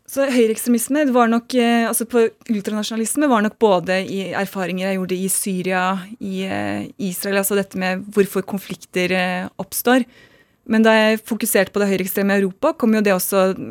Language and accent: Norwegian; Oslo, Norway; also born or lived in United States; Jeg vokste opp på Smestad i Oslo